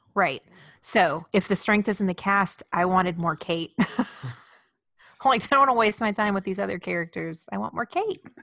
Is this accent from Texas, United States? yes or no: yes; Houston, Texas, United States; I grew up in Houston